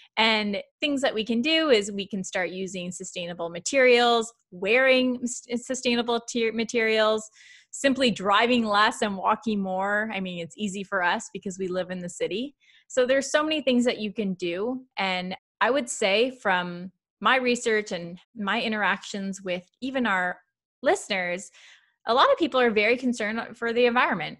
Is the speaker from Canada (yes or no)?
yes; Canada; I'm very Canadian